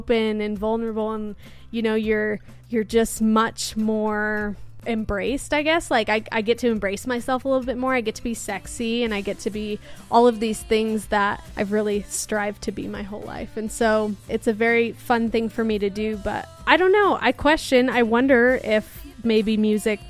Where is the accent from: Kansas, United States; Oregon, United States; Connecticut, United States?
Oregon, United States; Portland; moved away as an adult; now in Salt Lake City, United States; I'm originally from Portland, Oregon, up in the Northwest